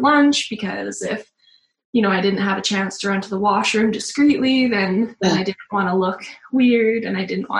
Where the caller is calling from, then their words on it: Camrose, Alberta, Canada; We're calling from Camrose, Alberta in Canada.